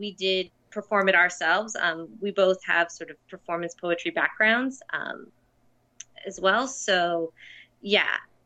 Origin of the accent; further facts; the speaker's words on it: United States; now in Toronto, Canada; I'm an American in Toronto